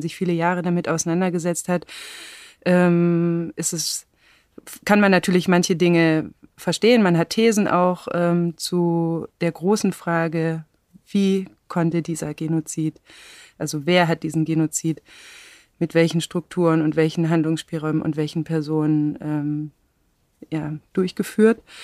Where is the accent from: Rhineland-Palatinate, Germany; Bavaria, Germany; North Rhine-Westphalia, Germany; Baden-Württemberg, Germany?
Baden-Württemberg, Germany; Black Forest; now in Berlin, Germany; ich bin auf dem Land im Schwarzwald aufgewachsen